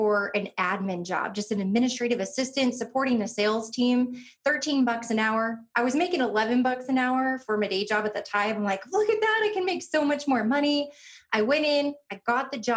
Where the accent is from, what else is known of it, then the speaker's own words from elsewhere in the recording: Northwest Indiana, United States; I grew up in Northwest Indiana